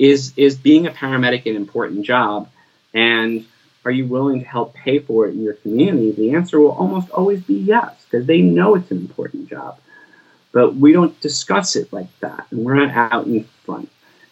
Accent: Bridgewater, New Jersey, United States; When I grew up in Bridgewater, the fire department did not do rescue other than fire rescue.

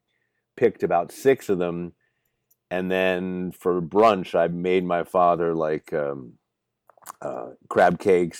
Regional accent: Baltimore, Maryland, United States; moved away; I was born in Baltimore. I was born in St. Agnes Hospital

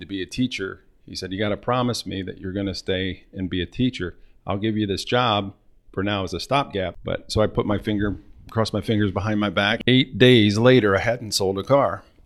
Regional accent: Northwest Ohio, United States; Born and raised in Northwest Ohio

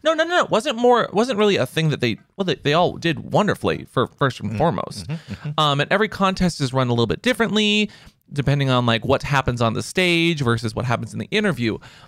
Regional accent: Texas, United States; I came all the way from this city out in the middle of Texas. Like I came from Lubbock. I came from Dallas.

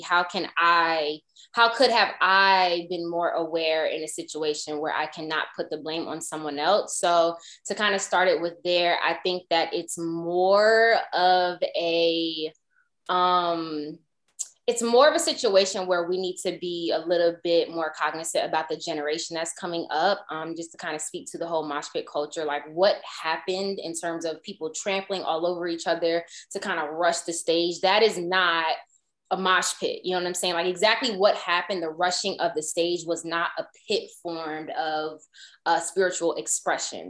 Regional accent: Atlanta, Georgia, United States; also born or lived in New York; now in Jersey City, United States; I am originally from New York, but I grew up in Atlanta

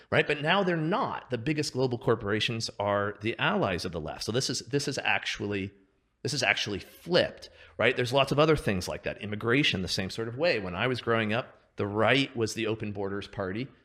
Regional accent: Seattle, Washington, United States; I grew up in Seattle, outside of Seattle

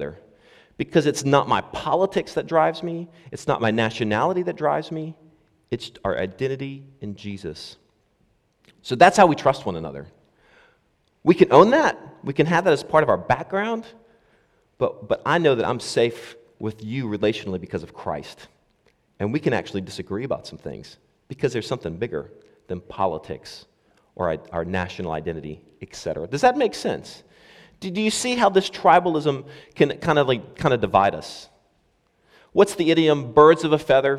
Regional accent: United States; now in Scotland, United Kingdom; as an American

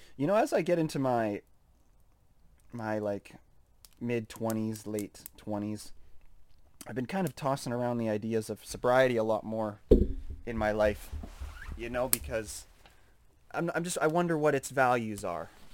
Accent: Saskatoon, Saskatchewan, Canada; It's tough growing up in Canada. It's tough growing up in Saskatoon.

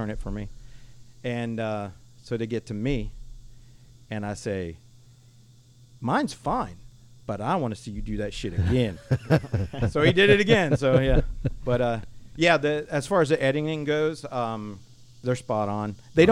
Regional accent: Florida, United States; I'm from Florida.

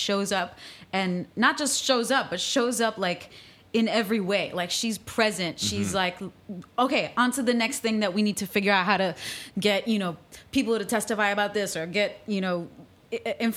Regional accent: Midwest, United States; moved away as an adult; also born or lived in Mexico / St. Louis / California; now in New York, United States; I grew up in the Midwest

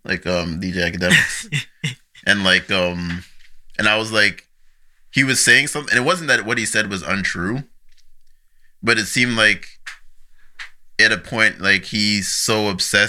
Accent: Nigeria; now in Canada; I'm a Nigerian citizen, so I just went back to Nigeria for a year, lived with some family.

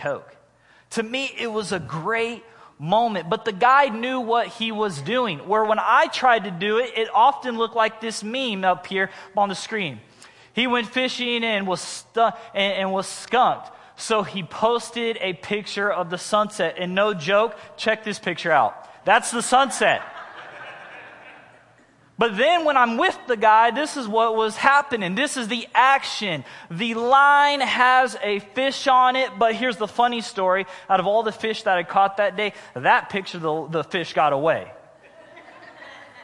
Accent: Missouri, United States; moved away; I was originally from Missouri

